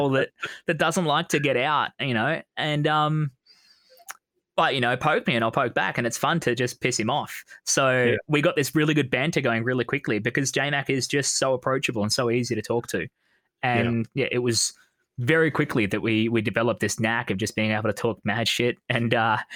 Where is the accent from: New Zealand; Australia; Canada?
Australia; I'm Australian.